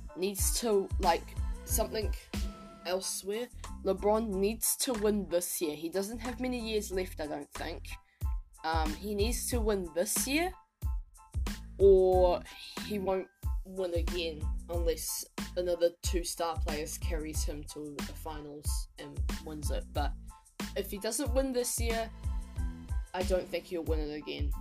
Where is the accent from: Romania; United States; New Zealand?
New Zealand; I'm from New Zealand